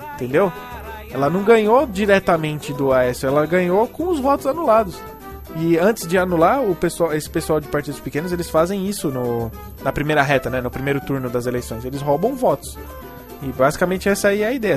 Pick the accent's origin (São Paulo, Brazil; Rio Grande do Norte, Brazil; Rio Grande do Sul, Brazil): São Paulo, Brazil; Eu sou de Itaquera